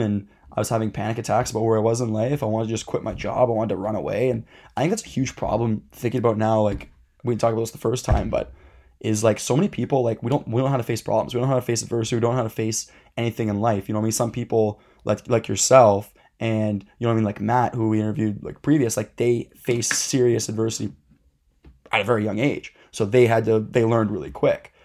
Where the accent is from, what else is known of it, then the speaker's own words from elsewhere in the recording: Dundas, Ontario, Canada; we grew up in Dundas. It's a very kind of, I'd say, like, mid to higher class area